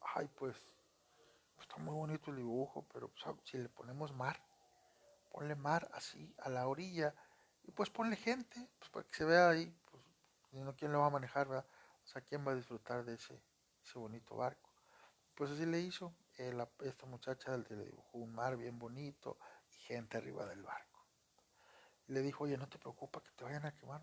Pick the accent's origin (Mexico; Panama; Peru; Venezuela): Mexico; Monterrey, Nuevo León; soy de Monterrey, Nuevo León